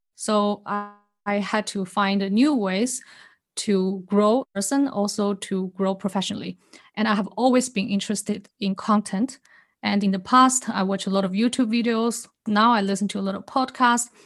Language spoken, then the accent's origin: English; China; also born or lived in Singapore; now in Switzerland; I was born in China, then I moved to Singapore, and lived there for many years.